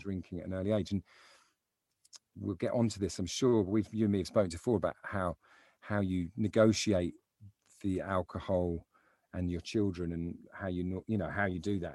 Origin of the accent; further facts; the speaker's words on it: London, United Kingdom; I grew up in South London